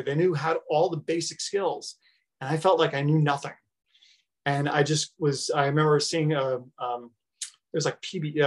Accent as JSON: {"language": "English", "area": "Long Island / Westchester County", "region": "New York", "country": "United States", "tie": "born or raised there", "also_born_or_lived": "Northern Arizona", "moved": "as an adult", "said": "I was lucky enough to grow up in a really affluent area in Northern Westchester County in New York. We moved from Long Island when I was 13"}